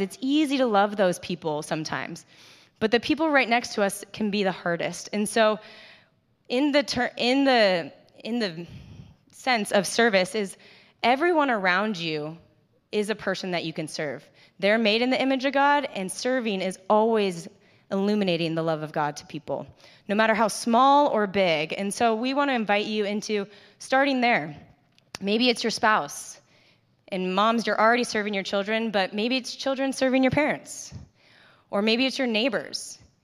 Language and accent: English; Carlsbad, California, United States; I grew up in Carlsbad. I'm, grew up right down the street, grew up in this church.